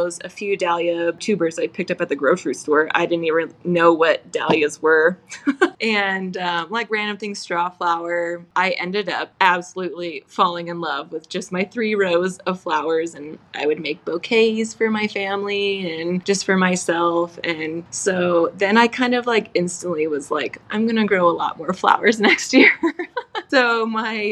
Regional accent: Idaho, United States; I'm from Idaho

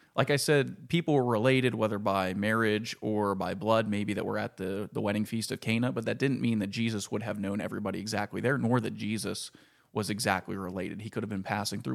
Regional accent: Ford City, Pennsylvania, United States; also born or lived in Leechburg; growing up in Ford City

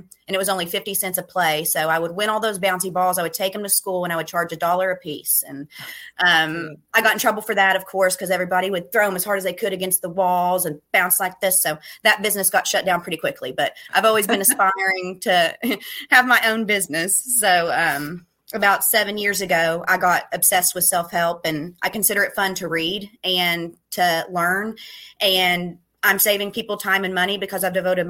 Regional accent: Ashland, Kentucky, United States; also born or lived in Louisville, Kentucky; I was born in Ashland, Kentucky, which is a really small town in Kentucky.

